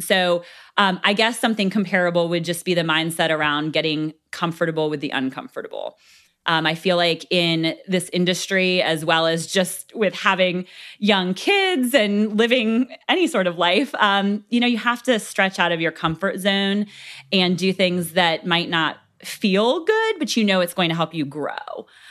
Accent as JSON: {"language": "English", "town": "Gloucester", "region": "Virginia", "country": "United States", "tie": "born or raised there", "said": "I grew up here in Gloucester"}